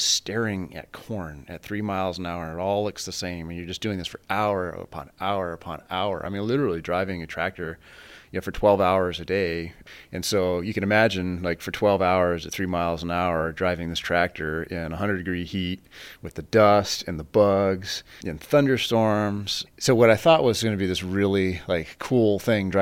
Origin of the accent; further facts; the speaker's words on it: Fort Morgan, Colorado, United States; now in Stanford, United States; I was raised in Fort Morgan, Colorado, on a very large family farm